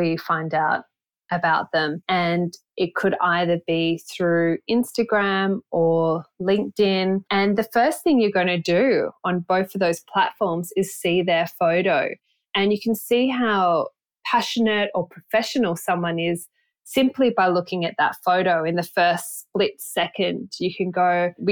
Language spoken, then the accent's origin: English; Byron Bay, New South Wales, Australia; also born or lived in Sydney; growing up in Byron Bay